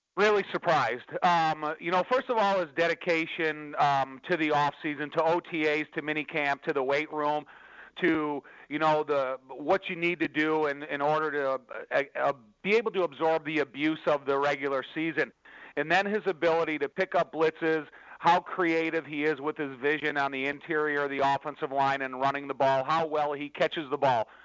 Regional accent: Chicago, Illinois, United States; I grew up in the Chicagoland area

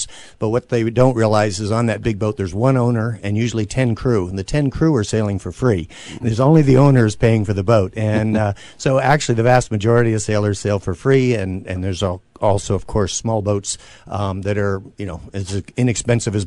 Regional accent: East Coast, United States; I grew up on the East Coast, and we would sail little boats in the summer in Maine

